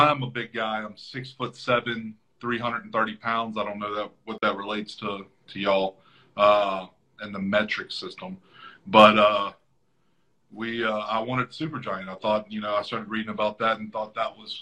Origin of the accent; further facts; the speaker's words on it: United States; I'm from the United States